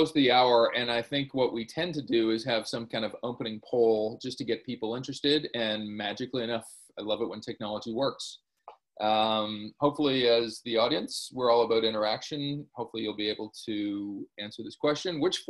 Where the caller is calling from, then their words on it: Toronto, Ontario, Canada; I'm dialing in from Toronto